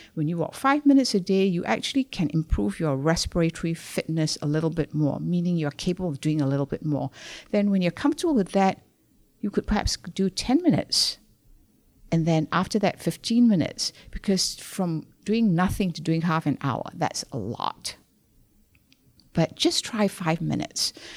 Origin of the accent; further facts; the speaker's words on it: Malaysia; moved away as an adult; I was born in Malaysia. I came over here to do a master's in public health